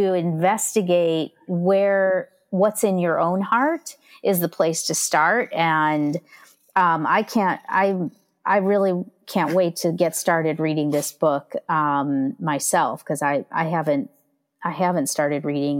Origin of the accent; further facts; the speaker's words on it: near Chicago, Midwest, United States; I grew up in the Midwest